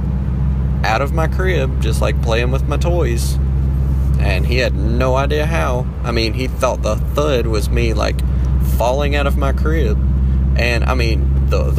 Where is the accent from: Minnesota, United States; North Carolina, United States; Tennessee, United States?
North Carolina, United States; Danbury; I'm from Danbury, North Carolina. Small little town